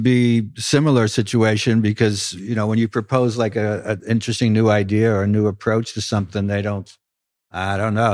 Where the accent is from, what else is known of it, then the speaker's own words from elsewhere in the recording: New York City, New York, United States; as a kid growing up in Brooklyn